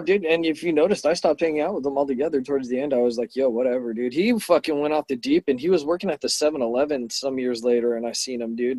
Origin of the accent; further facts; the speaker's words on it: Imperial Beach, California, United States; growing up in Imperial Beach in Southern California